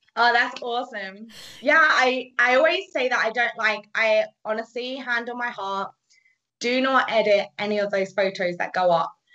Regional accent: United Kingdom; accent: British; moved away as an adult; now in Canada; I'm British, if you haven't have heard that accent

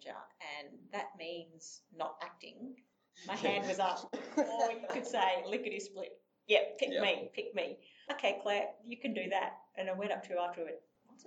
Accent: Toowoomba, Queensland, Australia; also born or lived in Brisbane / Sydney; I grew up in Toowoomba

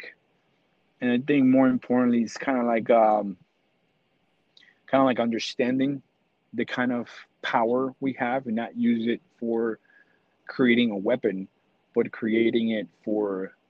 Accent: New York City, New York, United States; I'm from New York City

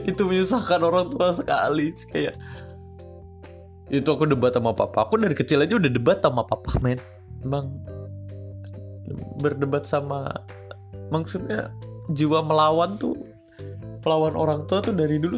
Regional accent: East Jakarta, Jakarta, Indonesia; dulu tuh aku masih di sawah tuh di deket-deket daerah aku di Jakarta Jakarta Timur

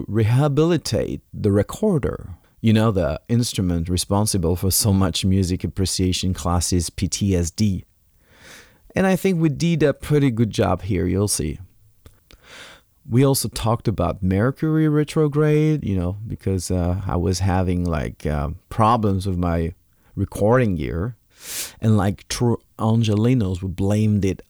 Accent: France; accent: French; English is a second language; moved away; also born or lived in Alicante, Spain; my French accent

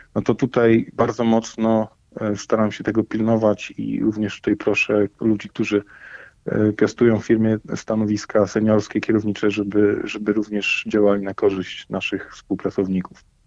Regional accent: Poland; My jesteśmy Polakami

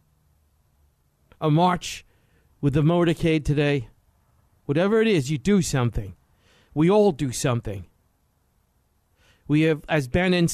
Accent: New York City, New York, United States; I'm from New York City

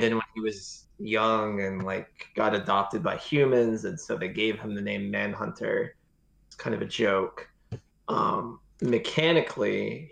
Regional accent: Texas, United States; I'm from Texas in the United States

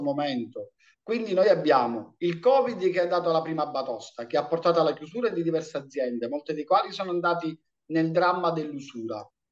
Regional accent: Riesi, Sicily, Italy; now in Agrigento, Italy; io vengo dalla provincia di Caltanissetta, un paese piccolino di 11.000 abitanti che è Riesi

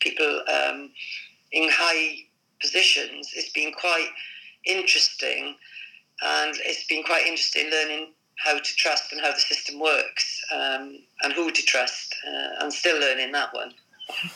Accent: Wales, United Kingdom; moved away as an adult; also born or lived in England; coming from Wales where everybody, you know, put a red rosette on a donkey and people will vote Labour. Well, I mean, I moved from Wales when I was 18

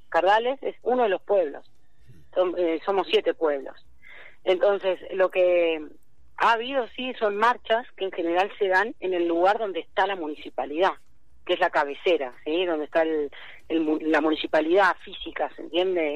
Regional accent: Pergamino, Buenos Aires Province, Argentina; yo soy de Tragamino

